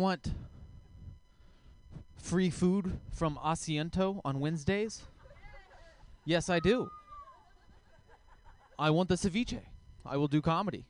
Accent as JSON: {"language": "English", "region": "Texas", "country": "United States", "accent": "southern", "said": "I am from Texas. I offend people, like, on accident, just, like, talking, you know? Like, I learned the hard way. If you say the word queer with a southern accent"}